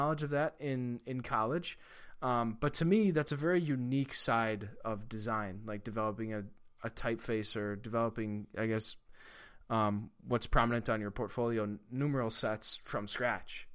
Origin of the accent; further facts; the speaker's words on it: Central Wisconsin, United States; I'm from Central Wisconsin